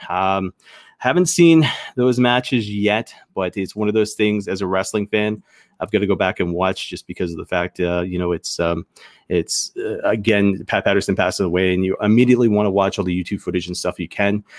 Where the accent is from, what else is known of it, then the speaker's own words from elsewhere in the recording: the Maritimes, Canada; accent: maritime; I grew up in the Maritimes